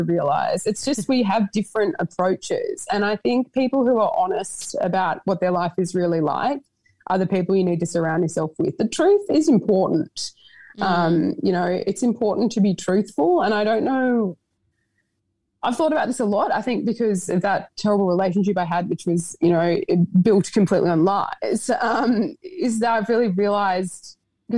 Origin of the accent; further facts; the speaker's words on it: Sydney, New South Wales, Australia; moved away; also born or lived in Broome; I'm from Sydney, I guess, but I sort of feel like I live everywhere at the moment